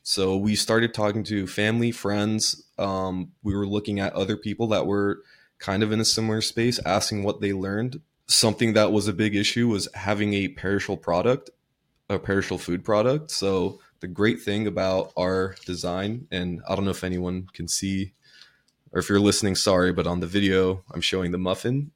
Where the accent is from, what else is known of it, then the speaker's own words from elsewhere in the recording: Southern California, United States; I grew up in Southern California.